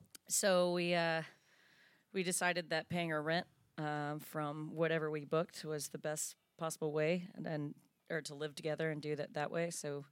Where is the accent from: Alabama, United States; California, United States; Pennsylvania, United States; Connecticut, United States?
Alabama, United States; Tuscaloosa; also born or lived in Birmingham, Alabama; I'm originally from Tuscaloosa